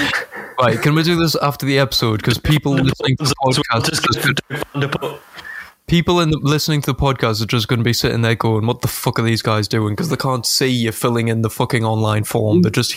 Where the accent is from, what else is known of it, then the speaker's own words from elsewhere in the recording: United Kingdom; Because what we do best, we're British, we take over places and colonise them.